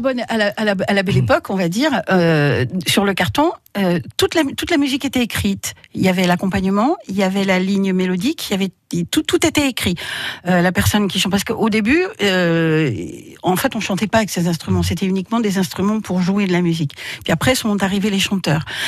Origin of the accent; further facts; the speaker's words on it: Drôme, Auvergne-Rhône-Alpes, France; je suis née dans la Drôme, voilà donc je suis allée à l'école dans la Drôme, donc moi je suis restée, je suis une vraie